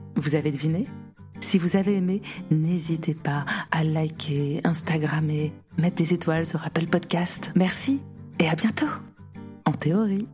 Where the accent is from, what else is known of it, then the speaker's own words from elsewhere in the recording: Paris, Île-de-France, France; je suis parisienne, 37 ans